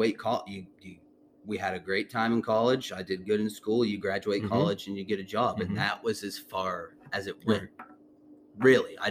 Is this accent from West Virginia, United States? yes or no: yes; Wheeling, West Virginia, United States; we grew up in Wheeling.